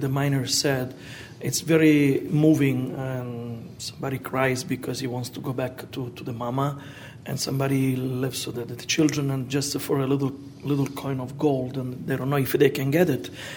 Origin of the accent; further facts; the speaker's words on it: Sicily, Italy; I grew up in Sicily